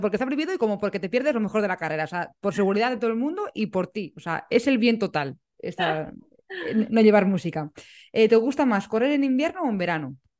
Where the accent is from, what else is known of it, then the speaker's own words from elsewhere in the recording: Madrid, Community of Madrid, Spain; como las dos somos de Madrid